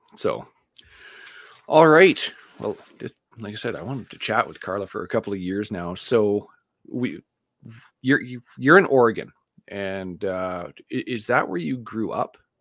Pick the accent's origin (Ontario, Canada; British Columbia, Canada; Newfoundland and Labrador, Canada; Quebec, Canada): British Columbia, Canada; Vancouver; moved away; I grew up in Vancouver